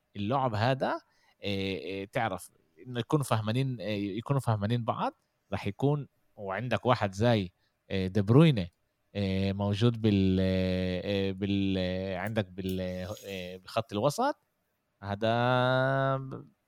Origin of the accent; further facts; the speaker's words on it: Jaffa, Tel Aviv District, Israel; احنا عندنا بيافا